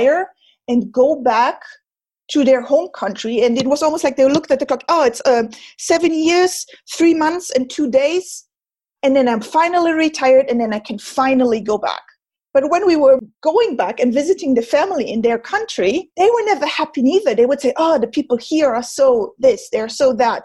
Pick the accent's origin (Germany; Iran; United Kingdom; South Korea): Germany; first language German; English is a second language; moved away as an adult; also born or lived in France; now in Switzerland; I was born and raised in Germany as well. So I have perfect, clear German.